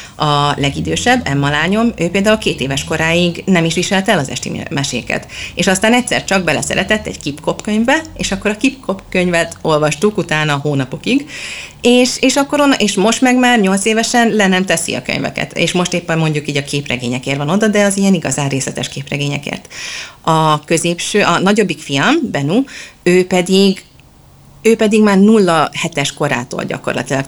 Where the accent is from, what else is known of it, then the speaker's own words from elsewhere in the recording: Budapest, Hungary; moved away as an adult; also born or lived in England; now in Sweden; mind a ketten Budapestről költöztünk ki